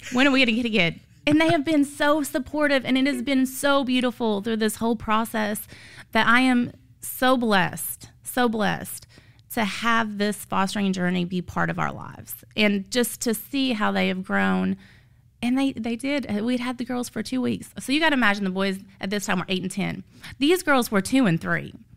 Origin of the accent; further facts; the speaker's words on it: Illinois, United States; moved away; I'm from Illinois, so I have zero family here.